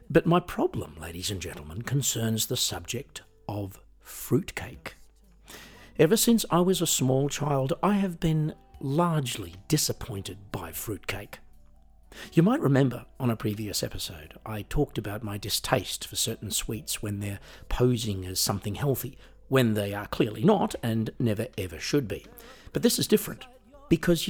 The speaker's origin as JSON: {"language": "English", "country": "Australia", "moved": "yes", "said": "I am originally from Australia, as you might be able to tell from the accent."}